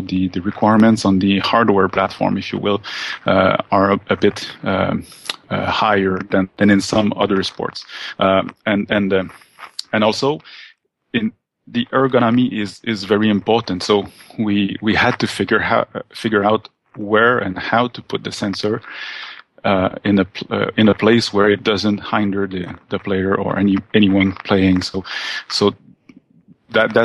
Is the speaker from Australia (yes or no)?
no; Quebec, Canada; We're from Quebec in Canada